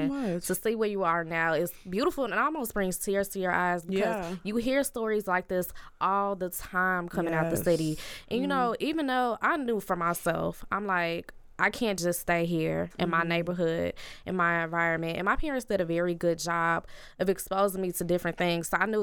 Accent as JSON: {"language": "English", "town": "Chicago", "region": "Illinois", "country": "United States", "tie": "born or raised there", "said": "growing up in Chicago."}